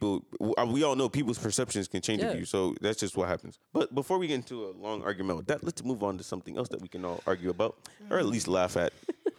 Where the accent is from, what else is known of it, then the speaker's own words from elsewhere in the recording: Florida, United States; we're all from Florida and we've been through hurricanes